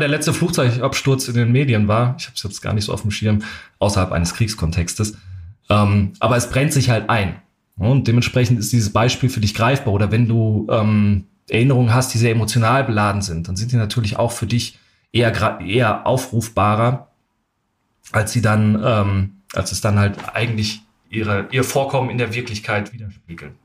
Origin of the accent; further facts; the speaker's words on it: Germany; ich bin als Deutscher